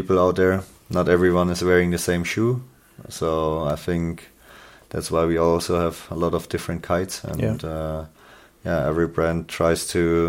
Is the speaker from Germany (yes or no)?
yes; Germany; from Germany